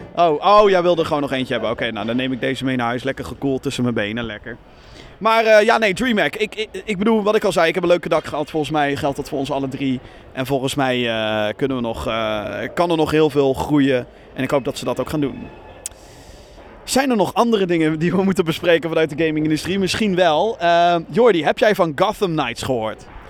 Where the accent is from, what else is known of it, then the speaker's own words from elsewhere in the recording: Rotterdam, South Holland, Netherlands; als Rotterdammer